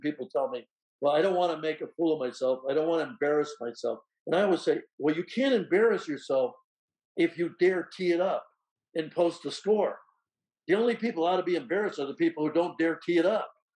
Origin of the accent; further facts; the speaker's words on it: Rutland, Vermont, United States; moved away; my hometown of Rutland, Vermont